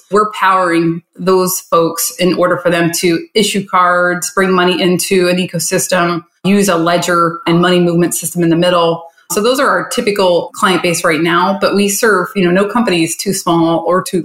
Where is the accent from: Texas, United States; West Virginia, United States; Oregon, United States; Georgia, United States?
West Virginia, United States; Charleston; moved away as an adult; also born or lived in Miami, Florida; now in Fort Lauderdale, United States; So I grew up in Charleston, West Virginia. I left there when I was 18